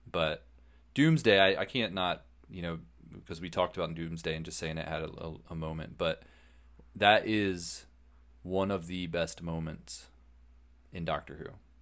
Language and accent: English; United States; we're Americans